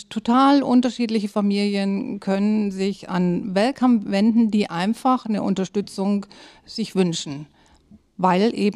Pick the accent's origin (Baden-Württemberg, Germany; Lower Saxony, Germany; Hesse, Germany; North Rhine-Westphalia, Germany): Baden-Württemberg, Germany; Böblingen; now in Schwarzenbek, Germany; Ich bin kein ursprünglicher Schwarzenbeker. Ich komme aus Süddeutschland, äh, genau genommen aus Böblingen und wohne aber seit 1995 äh, in Schwarzenbeek.